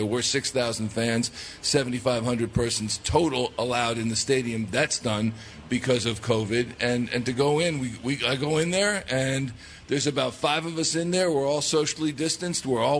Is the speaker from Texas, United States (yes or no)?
yes; Dallas, Texas, United States; Hey, yeah, that's right. I'm from Dallas.